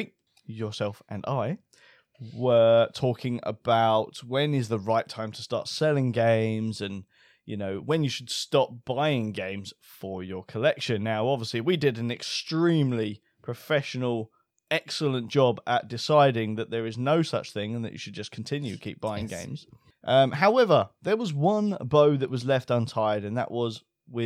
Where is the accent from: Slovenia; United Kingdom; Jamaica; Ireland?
United Kingdom